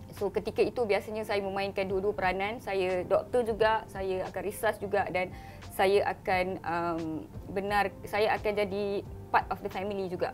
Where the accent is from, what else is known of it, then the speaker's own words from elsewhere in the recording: Kuantan, Pahang, Malaysia; saya berasal daripada Kuantan Pahang